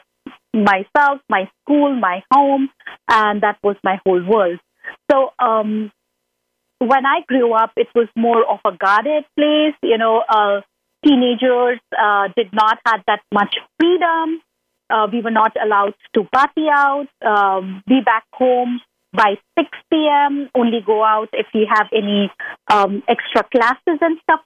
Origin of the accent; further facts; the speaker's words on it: India; now in United States; growing up in India as a teen